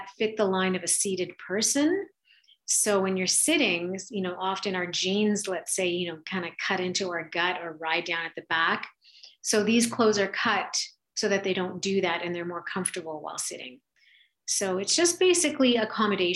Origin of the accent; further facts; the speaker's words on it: Canada; being Canadian doing fashion